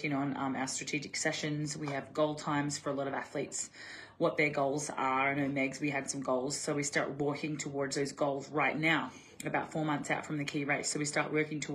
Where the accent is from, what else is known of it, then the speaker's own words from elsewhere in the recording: Australia; I'm Aussie